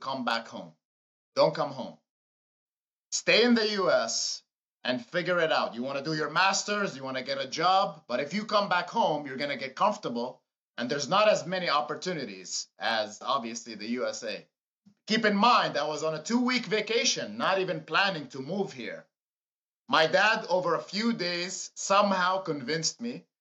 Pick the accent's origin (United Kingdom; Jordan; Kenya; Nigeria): Jordan; Amman, Amman Governorate; moved away as an adult; now in United States; So I was born in Jordan, in Amman, Jordan